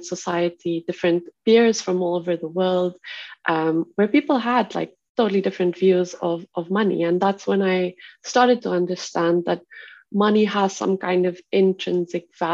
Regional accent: South Africa; I grew up in South Africa, which by all means is a standard conventional patriarchal society. And within that, I grew up in the Afrikaans community

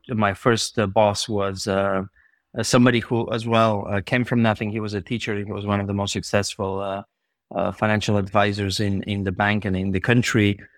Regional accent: Bulgaria; moved away; I was born in Bulgaria, uh, in, uh, seventy-six

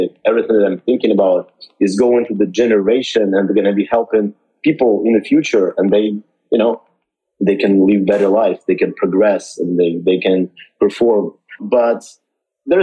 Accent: Odesa, Odesa Oblast, Ukraine; moved away as an adult; also born or lived in Miami; now in California, United States; I'm from Ukraine, and that's my home where I was born.

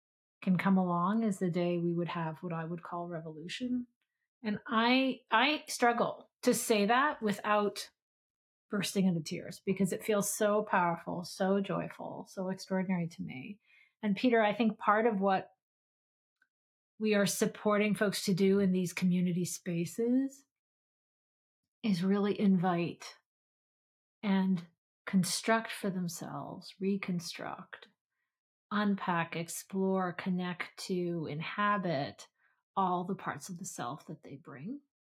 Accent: Philippines; also born or lived in Pakistan; I grew up in the Philippines in Pakistan, and so it took me some time to discover Audre Lorde and Pat Parker

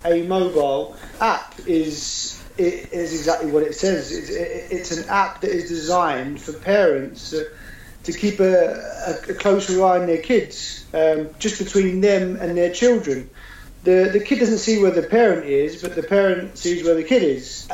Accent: London, United Kingdom; moved away as an adult; now in Edinburgh, United Kingdom; I'm originally from London, and I moved up to Scotland about 8 years ago, and I've been here since

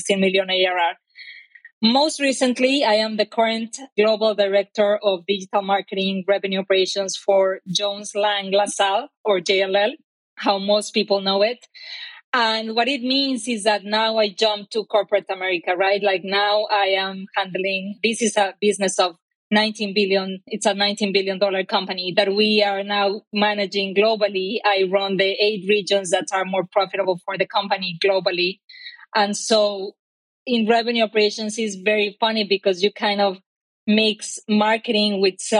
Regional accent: Mexico; English is a second language; moved away as an adult; now in Bay Area, United States; I am Mexican. My accent probably already told you so.

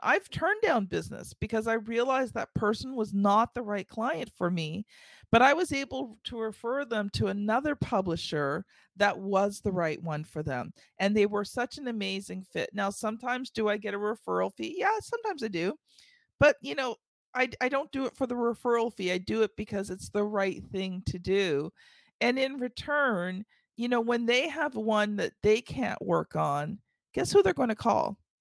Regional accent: Canada; I'm Canadian

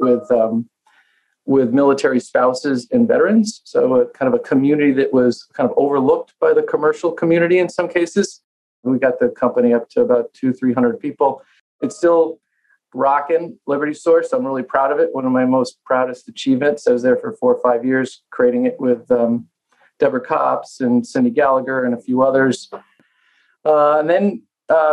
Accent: Connecticut, United States; moved away as an adult; also born or lived in Boston; I was born and raised in Connecticut

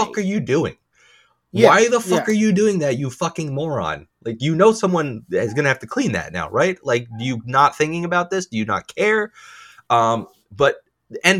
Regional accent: Middletown, United States; I grew up in Middletown itself, and it was the whitest

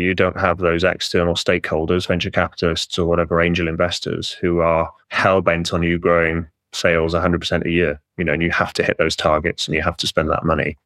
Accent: Welsh, Wales, United Kingdom; I'm Welsh

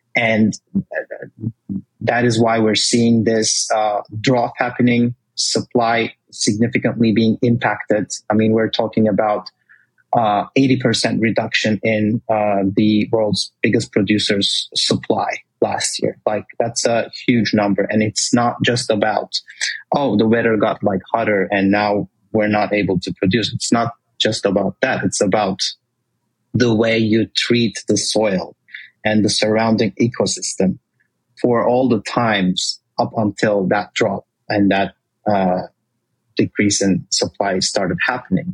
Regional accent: Turkey; moved away as an adult; also born or lived in Washington, D.C., United States; now in United States; I I was born and raised in Turkey. Uh, I moved to the States 12 years ago for college first.

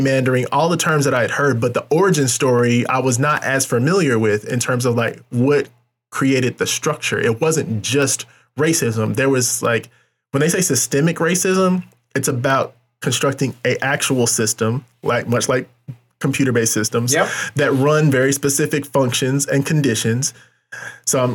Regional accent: North Carolina, United States; now in Kansas City, United States; I'm from North Carolina, specifically the Triad, High Point, Winston-Salem, Greensboro.

